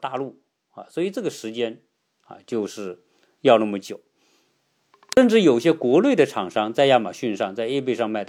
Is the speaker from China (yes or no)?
yes; China; now in United States; 因为我们从中国来，在中国已经形成了这个网上购买的习惯。到了美国呢，自然也是啊，习惯于用这些网络购买的方式。